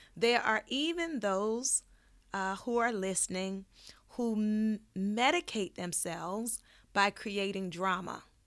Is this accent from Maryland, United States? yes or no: yes; Baltimore, Maryland, United States; now in Los Angeles, United States; I grew up in Baltimore